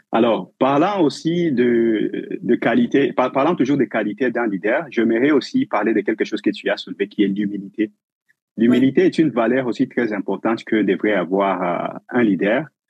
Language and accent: French; DR Congo; moved away as an adult; also born or lived in Uganda; now in Winnipeg, Canada; Je suis originairement du Congo, la République démocratique du Congo, en Afrique